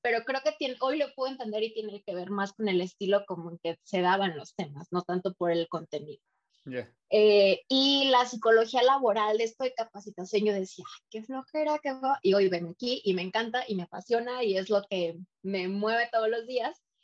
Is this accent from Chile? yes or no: no; Ciudad Valles, San Luis Potosí, Mexico; moved away as an adult; also born or lived in Monterrey; now in Mexico City, Mexico; Soy de Valles y ah, terminé la carrera en Valles y de ahí me fui a San Luis a trabajar